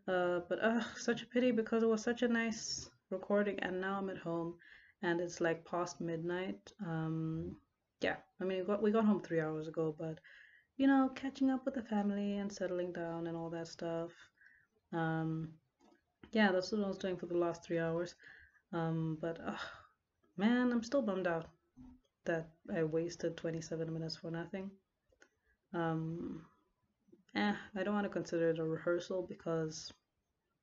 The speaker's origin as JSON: {"language": "English", "town": "Lusaka", "region": "Lusaka Province", "country": "Zambia", "moved": "as an adult", "lives_now": "Port Elizabeth, South Africa", "said": "I live in Port Elizabeth, but I'm from Lusaka, Zambia."}